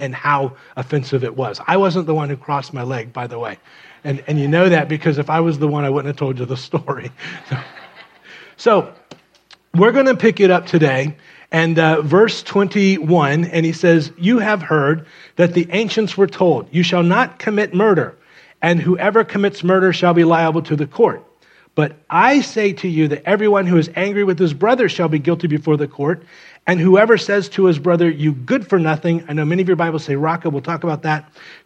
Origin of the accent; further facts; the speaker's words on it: Miami, Florida, United States; I grew up in Miami